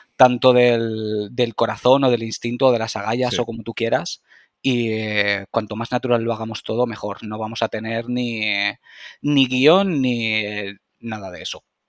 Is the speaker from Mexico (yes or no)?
no; Valencia, Valencian Community, Spain; corte inglés de Valencia, que es de donde soy